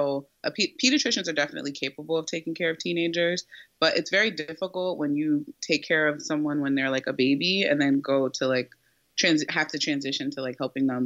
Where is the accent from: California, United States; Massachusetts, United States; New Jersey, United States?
New Jersey, United States; I was born and raised in Jersey, so I'm a Jersey girl